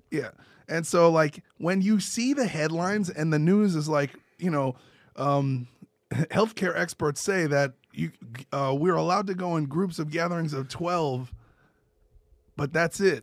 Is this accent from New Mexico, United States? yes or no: no; New York City, New York, United States; I grew up in Brooklyn